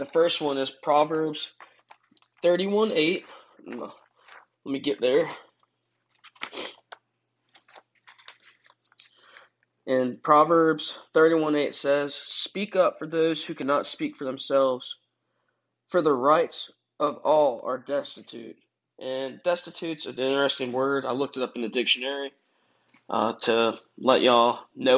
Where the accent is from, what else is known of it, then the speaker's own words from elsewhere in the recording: United States; I'm from America